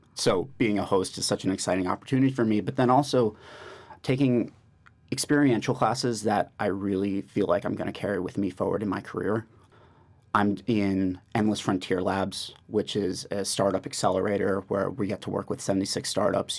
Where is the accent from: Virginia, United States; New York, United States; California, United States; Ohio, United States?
New York, United States; I'm from New York, born and raised.